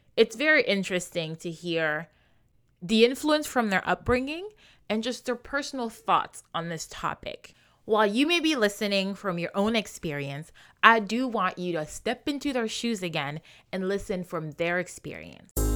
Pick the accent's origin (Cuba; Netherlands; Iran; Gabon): Gabon; Libreville, Estuaire; born and raised in Libreville, Gabon, just like I was